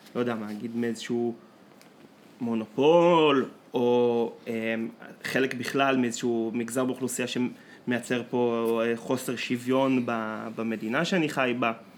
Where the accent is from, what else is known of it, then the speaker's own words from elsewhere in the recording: Israel; אנחנו מגיעים מקיבוץ של שחיינים